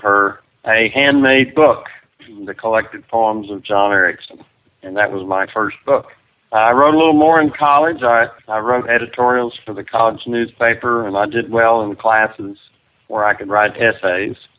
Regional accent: Perryton, Texas, United States; It's a nice little community where I grew up, and uh, it's where Chris and I came back to raise our kids.

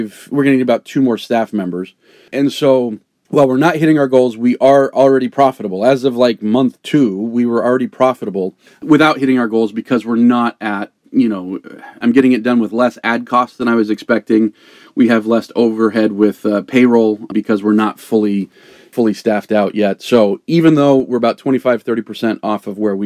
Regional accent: the Bay Area, California, United States; moved away; also born or lived in Charleston; I'm from the Bay Area. That's where I grew up

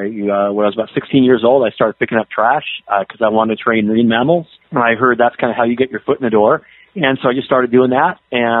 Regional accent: Southern California, United States; I grew up in Southern California

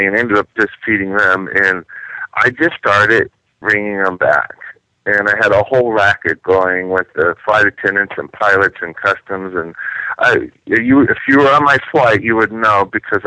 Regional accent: Washington, District of Columbia, United States; also born or lived in France; now in St. Louis, United States; I grew up in Washington, D.C.

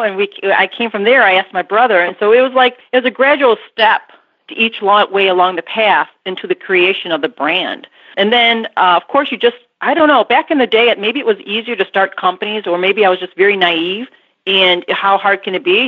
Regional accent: Burbank, Illinois, United States; on the southwest side of Chicago in a little town called Burbank.

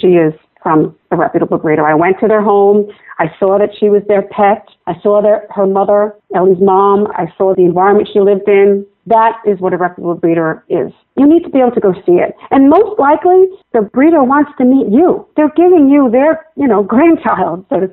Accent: Massapequa, New York, United States; also born or lived in Italy; Massapequa, Long Island, where I've lived my entire life

